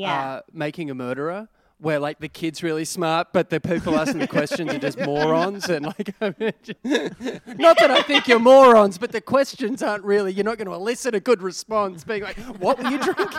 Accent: Australia; now in United States; I was back in Australia and I was in a taxi and I was talking to the driver and he was like, oh, where do you live? And I said, oh, I actually live in America now.

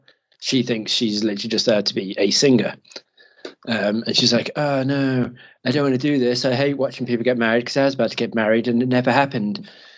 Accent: Mauritius; I'm actually from Mauritius and it's beautiful. So tropical.

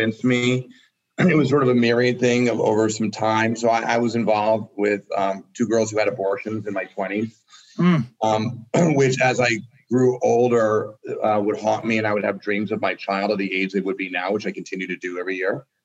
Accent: Northeast, United States; I grew up in the Northeast

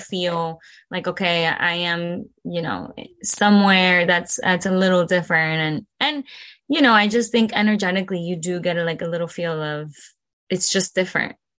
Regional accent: Broward County, Florida, United States; first language Spanish; English is a second language; also born or lived in Caracas, Venezuela / Miami, Florida; I was born in Venezuela, in the capital, uh, Caracas, and I came here when I was three years old. Um, we migrated to Miami, Florida. And after that, um, we went up to Broward

